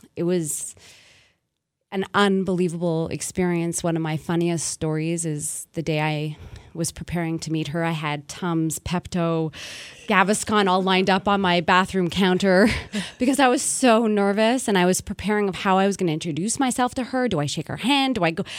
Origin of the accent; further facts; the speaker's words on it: Montreal, Quebec, Canada; born and raised in Montreal, I wanted to kind of use my home as the setting